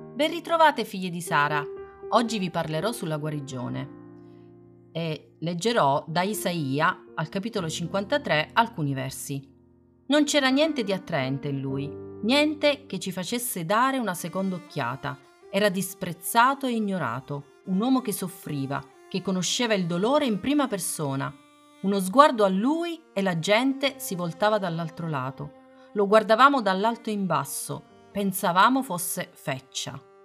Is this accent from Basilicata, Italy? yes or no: yes; Matera, Basilicata, Italy; a Matera, nella mia terra di origine